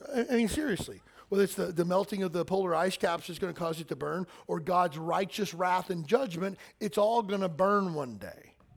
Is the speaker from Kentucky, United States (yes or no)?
yes; Kentucky, United States; I'm from Kentucky